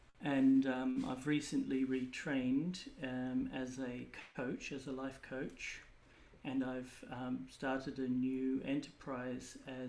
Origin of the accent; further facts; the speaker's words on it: Australia; moved away as an adult; also born or lived in Mongolia; now in London, United Kingdom; I'm an Australian born and trained architect and I moved to the UK 17 years ago, plus a few days, and I've been here working in London for most of that 17 years